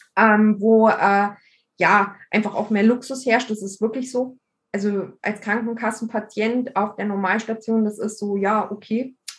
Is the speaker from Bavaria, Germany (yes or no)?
yes; Bavaria, Germany; bei uns in Bayern